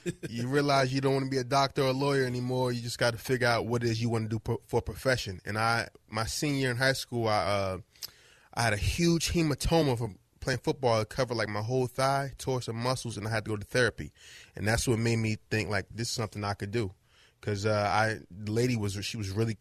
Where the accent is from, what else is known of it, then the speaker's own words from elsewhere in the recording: New Jersey, United States; moved away as an adult; also born or lived in Philadelphia; now in Los Angeles, United States; I'm from New Jersey, but I went to college in Philadelphia